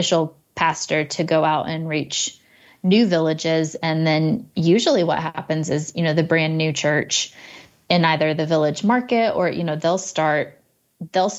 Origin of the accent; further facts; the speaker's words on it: United States; as an American